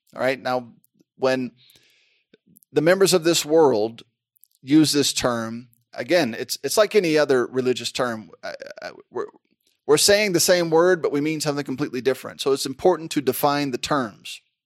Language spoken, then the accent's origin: English; United States; I'm an American